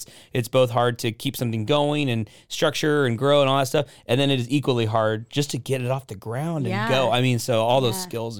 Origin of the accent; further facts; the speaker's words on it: Portland, United States; moved away as an adult; now in Waco, United States; I'm from Portland, so I had to go back to Portland.